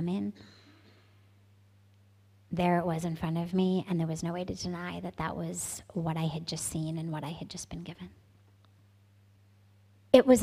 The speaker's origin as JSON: {"language": "English", "town": "Los Angeles", "region": "California", "country": "United States", "tie": "born or raised there", "also_born_or_lived": "San Francisco Bay Area / India", "moved": "as an adult", "said": "I'm from California. I grew up in Los Angeles, and I lived there till I was 17"}